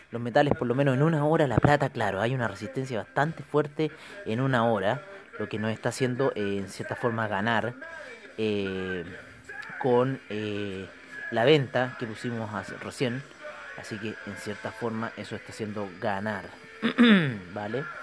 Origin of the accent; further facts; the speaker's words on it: Chile; orgullosos de ser chilenos con esa constitución y que en cierta forma nos eh, beneficia a nosotros como chilenos